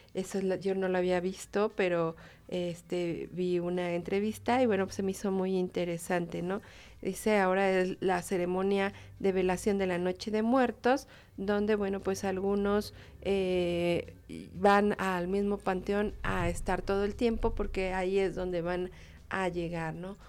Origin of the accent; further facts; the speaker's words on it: Mexico; Somos los mexicanos